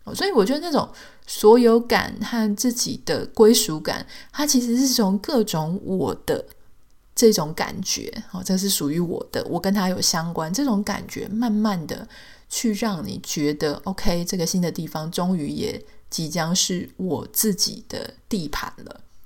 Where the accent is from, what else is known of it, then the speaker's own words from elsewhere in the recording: Taiwan; moved away as an adult; now in United States; 比方说在台湾，我有我的出生地，我有我的学校，我有我的同学，我有我的朋友，我的工作的轨迹，我的各种身份就是在里面